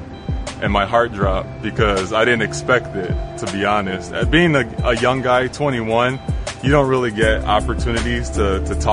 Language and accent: English; Chicago, Illinois, United States; I grew up here in Chicago, born and raised